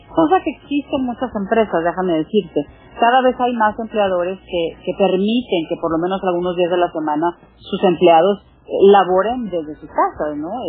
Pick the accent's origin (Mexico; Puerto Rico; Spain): Mexico; Monterrey, Nuevo León; moved away; Monterrey, que es la ciudad donde yo nací, la ciudad donde vive mi hermana.